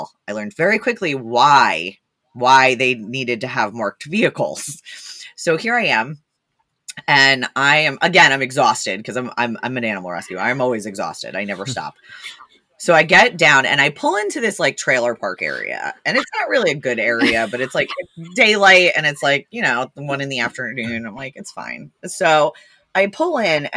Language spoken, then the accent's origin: English; New Jersey, United States; I am from New Jersey